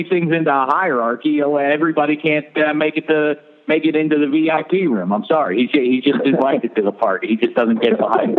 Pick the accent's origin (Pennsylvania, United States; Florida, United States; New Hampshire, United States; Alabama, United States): Pennsylvania, United States; Pittsburgh; I grew up in Pittsburgh